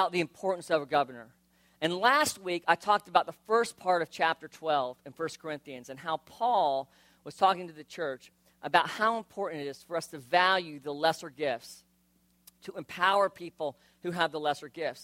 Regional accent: South Florida, United States; I grew up in South Florida

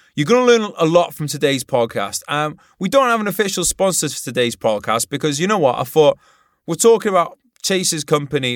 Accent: Wales, United Kingdom; in Wales

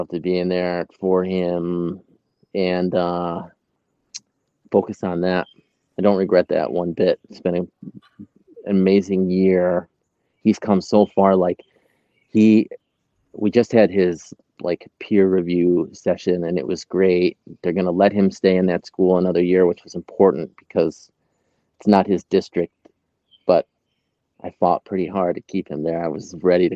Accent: Oxford, New York, United States; also born or lived in Smithville Flats, New York; now in Binghamton, United States; Grew up in Oxford, graduated with 50. Like born and raised in Oxford, but really I would say I grew up probably in Smithville Flats.

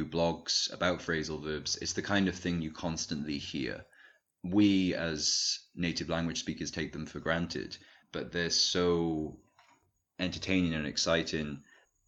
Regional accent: Cardiff, Wales, United Kingdom; moved away as an adult; now in Edinburgh, United Kingdom; I'm from Wales. I was born in the capital city, Cardiff, where I lived for a very long time and grew up there.

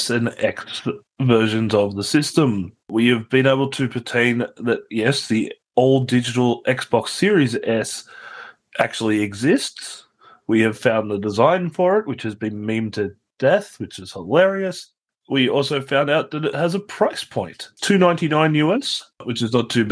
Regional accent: Australia; my home country of Australia

